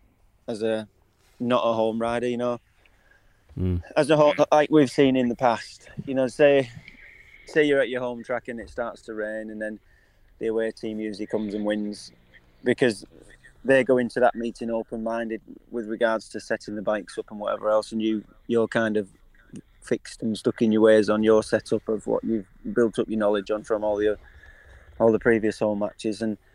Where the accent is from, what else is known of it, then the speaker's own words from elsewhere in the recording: United Kingdom; I think that's what, as British riders, it's what we, you know, we dream